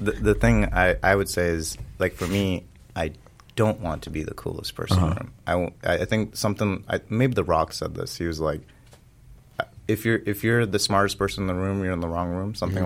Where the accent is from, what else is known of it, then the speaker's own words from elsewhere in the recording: California, United States; I was growing up in California